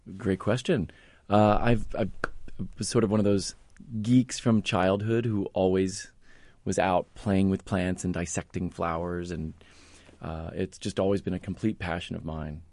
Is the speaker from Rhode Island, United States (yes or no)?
no; outside of Philadelphia, Pennsylvania, United States; moved away as an adult; also born or lived in Longwood Gardens, Pennsylvania; now in Indianapolis, United States; I grew up, uh, in, outside of Philadelphia